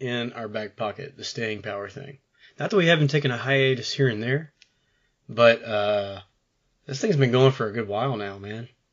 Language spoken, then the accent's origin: English; Jackson, Mississippi, United States; growing up in Jackson